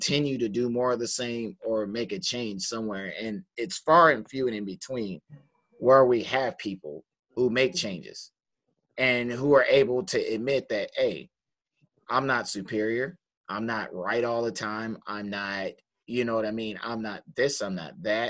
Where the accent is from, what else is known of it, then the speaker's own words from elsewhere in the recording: Detroit, Michigan, United States; I'm from Detroit, Michigan